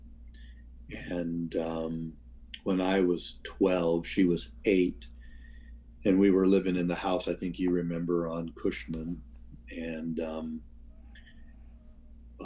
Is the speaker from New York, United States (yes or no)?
no; Seattle area, Washington, United States; also born or lived in Wichita, Kansas / Tacoma; I was born in Wichita, Kansas, and we moved to the Seattle area when I was one. My dad worked for Boeing